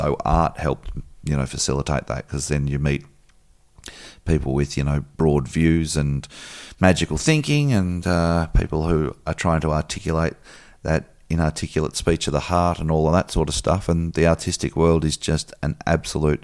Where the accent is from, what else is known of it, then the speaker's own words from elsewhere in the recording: Melbourne, Victoria, Australia; I grew up in Bayswater, outer eastern suburb